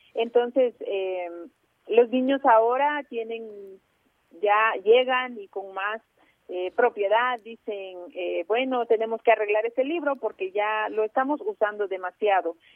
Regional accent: Chajul, Quiché, Guatemala; yo soy de la comunidad Ixil, yo nací en Chajul

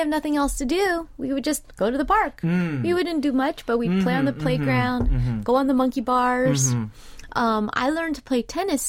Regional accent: Southern California, United States; now in Seoul, South Korea; I grew up in Southern California, and every neighborhood we all had local parks.

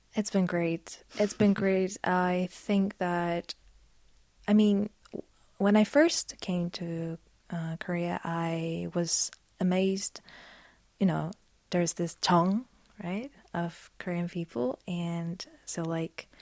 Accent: Poland; English is a second language; I'm from Poland.

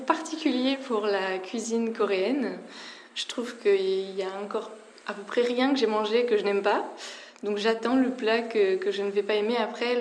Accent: France; En tant que Française

